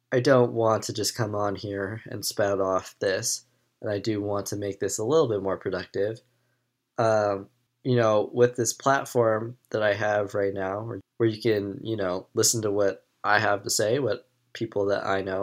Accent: United States

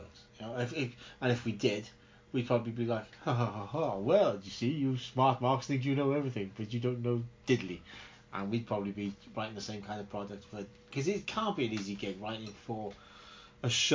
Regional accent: Porthcawl, Wales, United Kingdom; I'm from Porthcawl

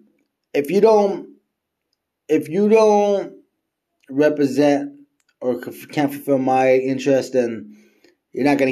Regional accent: United States; As an American

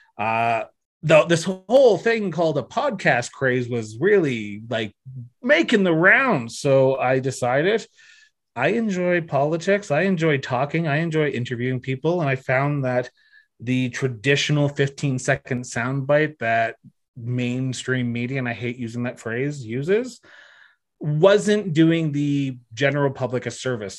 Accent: Ontario, Canada; moved away as an adult; now in Alberta, Canada; I'm originally from Ontario, moved to Alberta in twenty thirteen

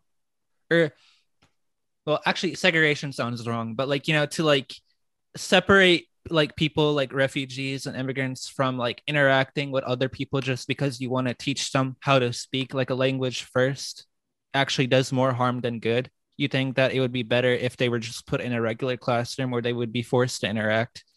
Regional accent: United States; my parents are immigrants from Pakistan, but I was born and raised in the United States

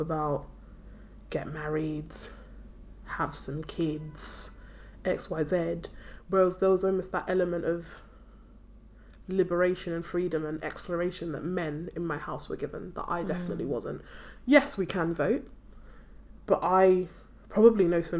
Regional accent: Nigeria; now in United Kingdom; I'm from Nigeria.

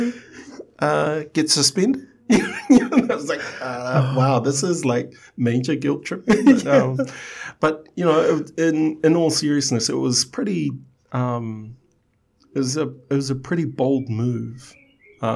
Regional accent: Samoa; I was born in Sangafili.

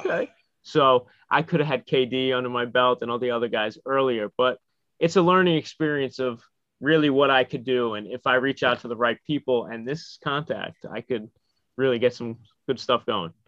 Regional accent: New York, United States; as a New Yorker

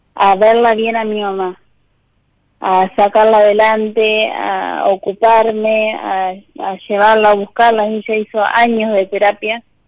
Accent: Sunchales, Santa Fe, Argentina; Soy de Santa Fe, Sunchales

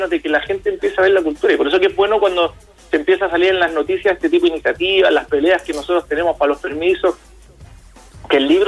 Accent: Chile; hay muchas cosas en las que Chile estamos en pañales.

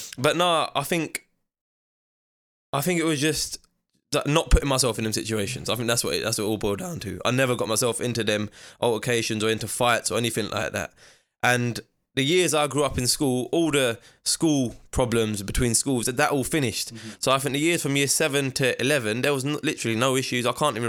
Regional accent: Ilford, London, United Kingdom; also born or lived in Slough; I was born in Slough. Okay. But I was raised in East London, Ilford.

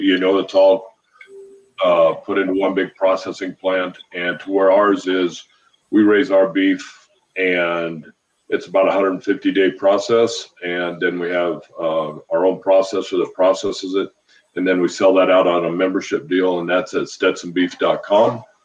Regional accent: just south of Steamboat Springs, Colorado, United States; moved away as an adult; now in Montana, United States; just south of Steamboat, about 20 miles

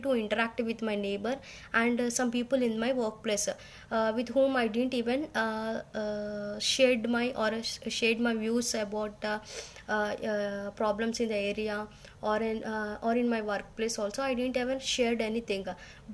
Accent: India; from India

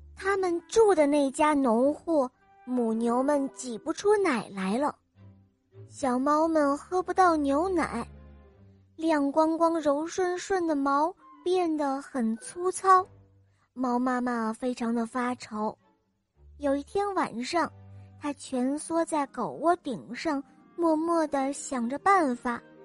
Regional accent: Changsha, Hunan, China; 我五岁半了，我来自长沙

